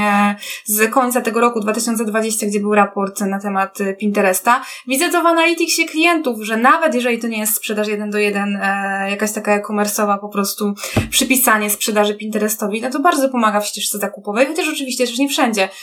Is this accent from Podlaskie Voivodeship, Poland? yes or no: no; Kraków, Lesser Poland, Poland; ja też niby jestem z Krakowa, ale powiedzmy, że to, to są te duże tak jednostki miejskie, w których mieszkamy